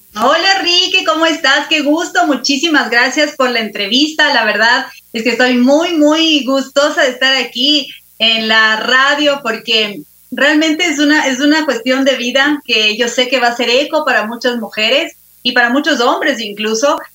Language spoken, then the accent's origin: Spanish; Quito, Pichincha, Ecuador; soy ecuatoriana, quiteña, de cepa